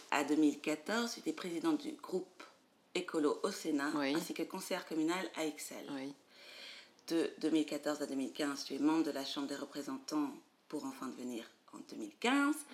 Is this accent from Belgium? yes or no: yes; Belgium; J'ai 33 ans. Je suis belge, actrice, professeure et entrepreneuse.